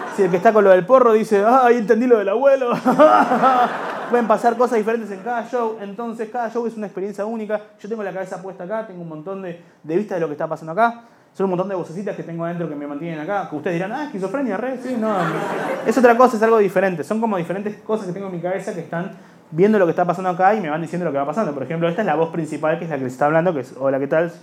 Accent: Buenos Aires, Argentina; Somos de Liniers

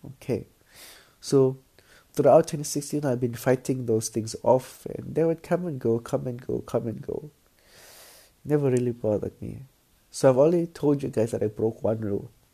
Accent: Philippines; I'm Filipino

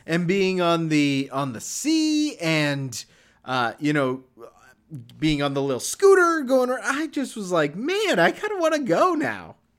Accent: Canada; as a Canadian

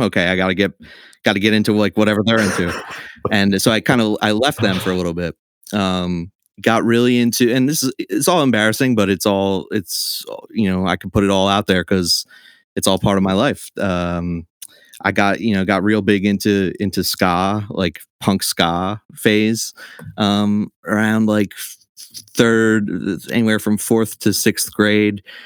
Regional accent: Trenton, New Jersey, United States; also born or lived in Baltimore; grew up in Trenton. I've lived here my whole life

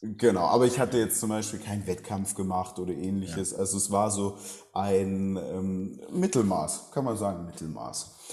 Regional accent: Southern Germany, Germany; Ich bin in Süddeutschland aufgewachsen, ländliche Gegend

